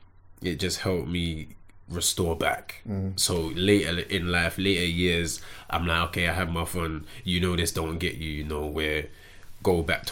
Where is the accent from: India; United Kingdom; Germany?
United Kingdom; Tottenham, London; also born or lived in Hackney; I think where being from Tottenham makes me who I am. Although I was born in Hackney, yeah, I'd say the person that I am developed from just being in the ends, being in Tottenham.